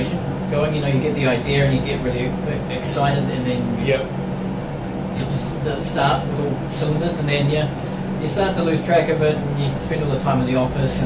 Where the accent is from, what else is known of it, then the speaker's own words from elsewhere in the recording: New Zealand; now in Finland; I'm from New Zealand, not originally from Finland